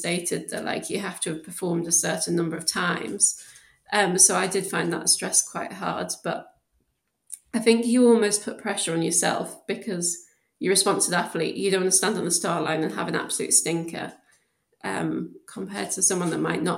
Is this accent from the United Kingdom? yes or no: yes; South Shields, North East England, United Kingdom; moved away as an adult; also born or lived in Newcastle; now in Birmingham, United Kingdom; I actually lived in South Shields, so it was kind of outside of Newcastle, but I went to school in Newcastle and was born there